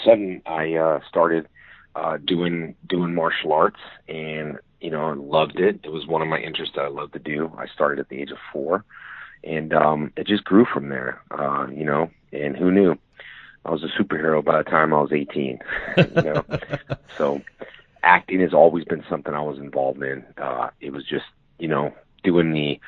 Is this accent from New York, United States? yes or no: no; West Covina, California, United States; born or raised there